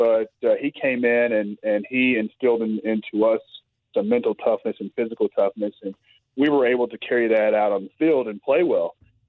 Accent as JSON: {"language": "English", "region": "Missouri", "country": "United States", "tie": "born or raised there", "said": "I grew up in Missouri"}